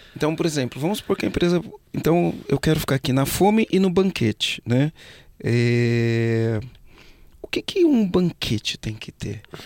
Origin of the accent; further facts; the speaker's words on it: São Bernardo do Campo, São Paulo, Brazil; now in Florianópolis, Brazil; eu sou de São Bernardo do Campo, né? Hoje eu moro em Floripa, mas sou de São Bernardo.